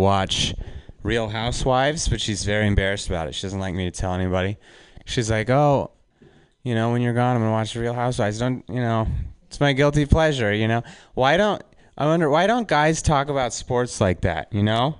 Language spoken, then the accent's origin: English; Reno, Nevada, United States; I'm from Reno